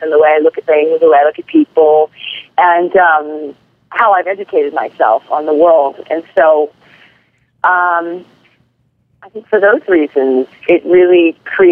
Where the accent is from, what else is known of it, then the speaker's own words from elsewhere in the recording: Hawaii, United States; I was born and raised in Hawaii